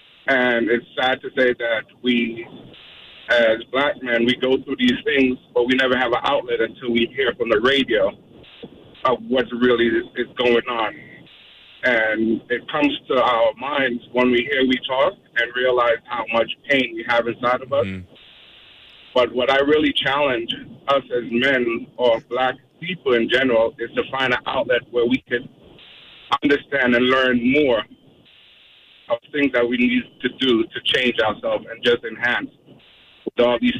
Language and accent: English; Miami, Florida, United States; now in Orlando, United States; I'm from Miami myself.